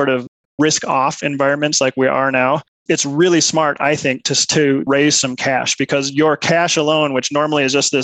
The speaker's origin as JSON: {"language": "English", "region": "Minnesota", "country": "United States", "tie": "born or raised there", "also_born_or_lived": "Milwaukee", "moved": "as an adult", "lives_now": "Colorado Springs, United States", "said": "I grew up in Minnesota"}